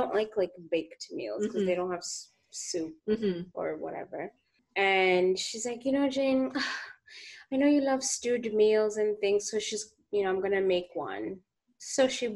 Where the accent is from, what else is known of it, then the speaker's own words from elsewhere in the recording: Uganda; I'm from Uganda